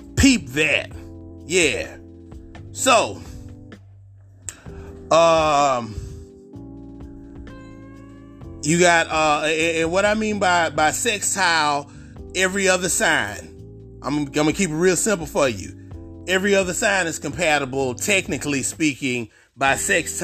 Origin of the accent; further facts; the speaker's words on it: Houston, Texas, United States; I'm from Houston. If y'all didn't know, I'm from Houston